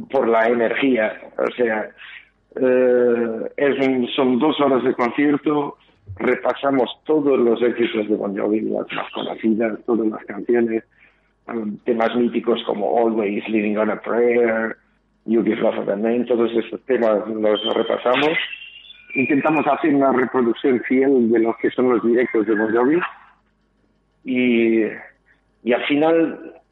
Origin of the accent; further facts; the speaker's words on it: Portugal; now in Bilbao, Spain; yo estaba recién llegando de Bilbao, que yo soy de Portugal